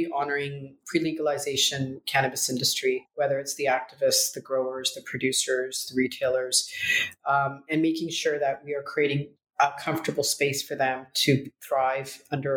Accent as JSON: {"language": "English", "country": "Canada", "tie": "born or raised there", "also_born_or_lived": "Punjab, India", "said": "I was born in India, in Northern India, in Punjab, community of farmers. And I came to Canada when I was 9 months old"}